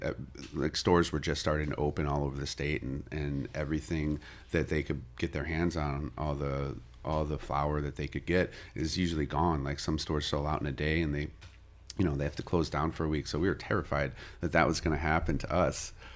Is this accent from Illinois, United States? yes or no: yes; Kankakee, Illinois, United States; also born or lived in Chicago; I was born in Chicago, and it was you know, I lived there for the first eight years of my life. Um, uh, we moved down to Kankakee. After that, I lived with my dad, um, through high school